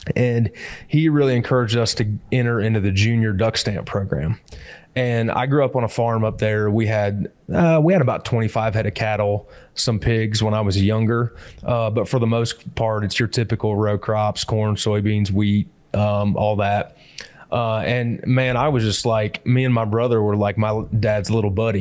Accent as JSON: {"language": "English", "area": "Hancock County", "region": "Illinois", "country": "United States", "tie": "born or raised there", "also_born_or_lived": "Peoria, Illinois / Edgefield, South Carolina", "moved": "as an adult", "said": "I grew up in the Midwest. I actually grew up in uh, Hancock County, Illinois"}